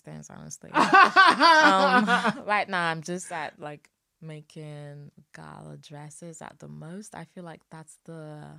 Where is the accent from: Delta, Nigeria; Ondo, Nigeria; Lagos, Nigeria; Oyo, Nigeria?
Lagos, Nigeria; moved away as an adult; also born or lived in Ogun State; I lived in Lagos for all my life.